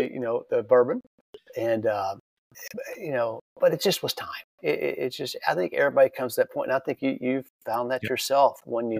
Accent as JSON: {"language": "English", "region": "Central Texas", "country": "United States", "tie": "born or raised there", "also_born_or_lived": "San Marcos, Texas", "said": "I grew up in Central Texas. My whole life's been in Texas. And I grew up and I moved down to a town called San Marcos, Texas. And it's just south of Austin. It's a college town."}